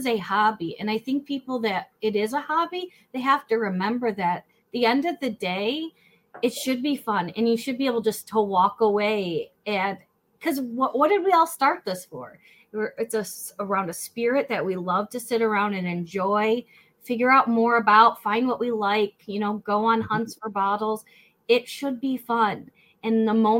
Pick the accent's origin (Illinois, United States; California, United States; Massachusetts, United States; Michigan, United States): Michigan, United States; Flint; I grew up in Flint, Michigan